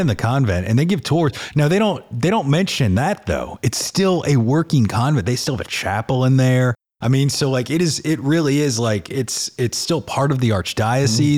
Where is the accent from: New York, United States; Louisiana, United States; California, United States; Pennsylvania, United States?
Louisiana, United States; New Orleans; growing up in New Orleans